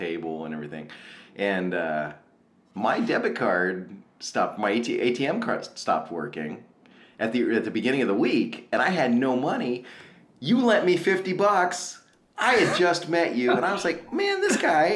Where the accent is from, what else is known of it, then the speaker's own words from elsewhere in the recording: Prince William County, Virginia, United States; moved away; I grew up in Prince William County, Virginia